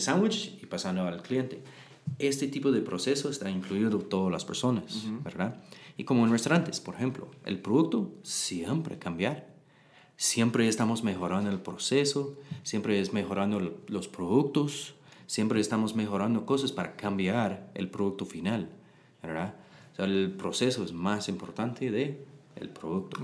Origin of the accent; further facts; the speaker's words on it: Texas, United States; Spanish is a second language; moved away as an adult; now in Guatemala; Yo soy de Texas